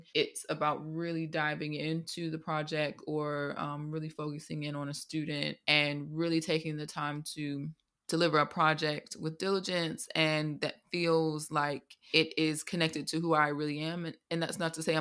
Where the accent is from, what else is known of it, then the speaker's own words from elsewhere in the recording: Atlanta, Georgia, United States; now in London, United Kingdom; originally from Atlanta, Georgia in the States, and now living in London, England.